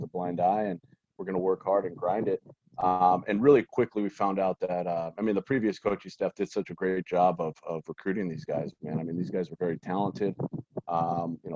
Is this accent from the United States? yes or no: yes; San Gabriel Valley, Southern California, United States; being born and raised in Southern California and in the San Gabriel Valley